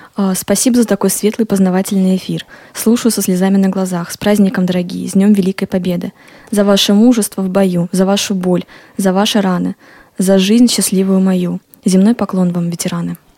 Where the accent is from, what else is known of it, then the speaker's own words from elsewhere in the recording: Smolensk, Smolensk Oblast, Russia; я сама родилась в Смоленске и выросла там